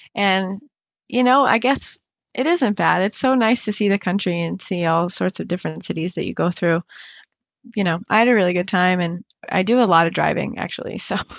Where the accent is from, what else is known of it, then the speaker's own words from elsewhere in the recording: Cape Coral, Florida, United States; went back to my hometown, And I recorded this in Cape Coral, Florida